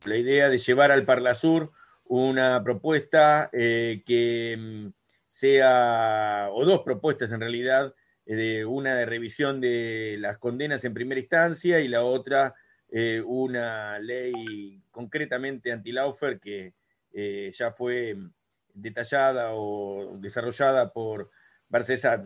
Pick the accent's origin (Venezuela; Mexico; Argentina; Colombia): Argentina; Aquí la mayoría somos argentinos